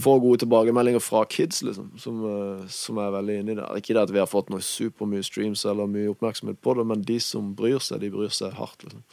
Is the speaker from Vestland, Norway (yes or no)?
no; Kristiansand, Agder, Norway; accent: Kristiansand dialect; first language Norwegian; Det er jo morsmålet mitt. Og kristiansandsdialekter syns jeg funker bra til rapp